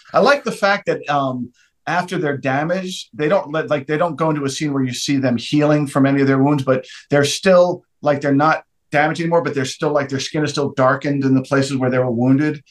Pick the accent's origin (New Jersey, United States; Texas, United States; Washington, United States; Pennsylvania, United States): New Jersey, United States; moved away as an adult; I, am from New Jersey